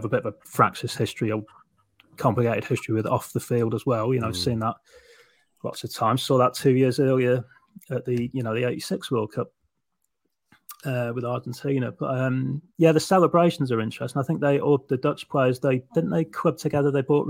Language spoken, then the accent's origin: English; England, United Kingdom; I speak as an English person